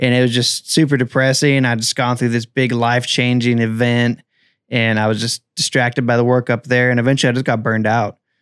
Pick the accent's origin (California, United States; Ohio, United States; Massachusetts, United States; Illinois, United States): California, United States; Mariposa; also born or lived in Central Coast, California; I'm from Mariposa, California. Uh, grew up there.